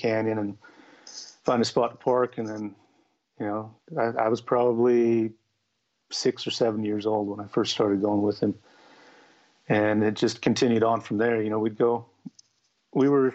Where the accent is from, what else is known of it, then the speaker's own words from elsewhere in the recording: Utah, United States; I was born and raised in Utah